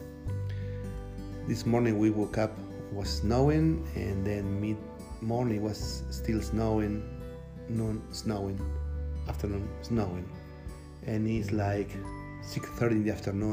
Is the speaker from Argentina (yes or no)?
yes; Salto, Buenos Aires Province, Argentina; English is a second language; moved away as an adult; also born or lived in North Carolina, United States; now in Floyd, United States; we have a strong accent, and we are lack of vocabulary